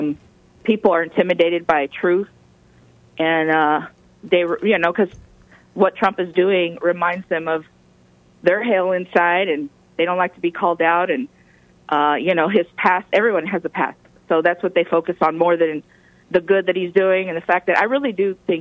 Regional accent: Texas, United States; I'm from Texas, not California

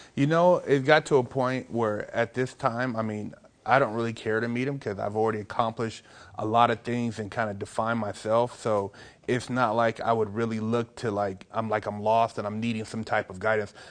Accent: Sacramento, California, United States; now in Los Angeles, United States; I'm in L.A., but I'm from Sacramento originally.

